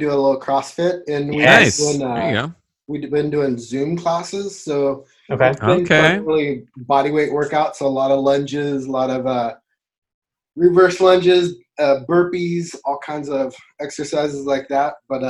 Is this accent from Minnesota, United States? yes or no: no; Eureka, California, United States; I am from Eureka, California. So all the way to the north part of the state.